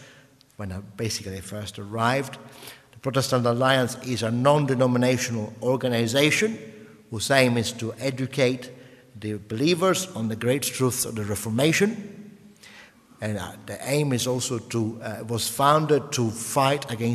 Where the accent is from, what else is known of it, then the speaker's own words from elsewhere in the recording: Sicily, Italy; English is a second language; moved away as an adult; also born or lived in northern Italy; now in England; I was born in Sicily during the First Mafia War, and I grew up during the Second Mafia War. So my 20 years spent in Sicily